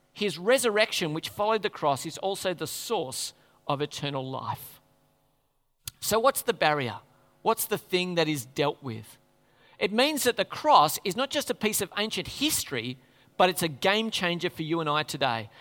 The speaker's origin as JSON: {"language": "English", "country": "Australia"}